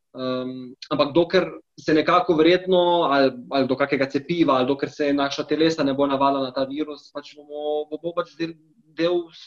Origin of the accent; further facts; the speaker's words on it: Slovenia; moved away as an adult; now in Spain; sem jaz prišel iz Slovenije